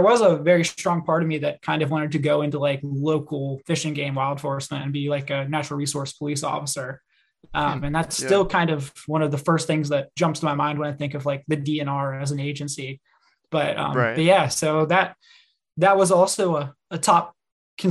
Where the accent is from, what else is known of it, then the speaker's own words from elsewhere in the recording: Mid-Atlantic, United States; moved away as an adult; also born or lived in Mississippi / Chattanooga; I grew up in the Mid-Atlantic